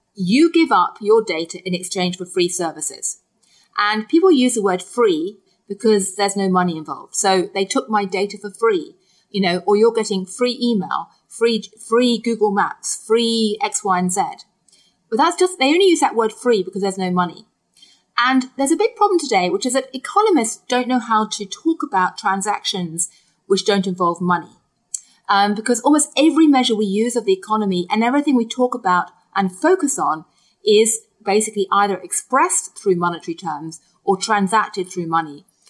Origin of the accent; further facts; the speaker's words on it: United Kingdom; I grew up in Britain eating Kit Kat